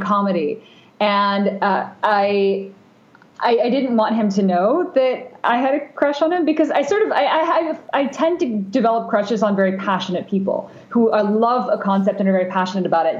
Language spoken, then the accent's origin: English; Bay Area, California, United States; also born or lived in Japan; growing up in the Bay Area